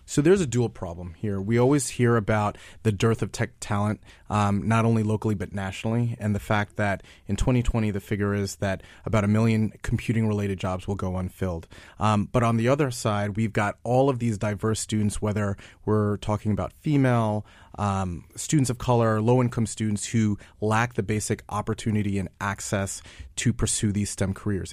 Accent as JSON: {"language": "English", "region": "New York", "country": "United States", "said": "I'm from New York"}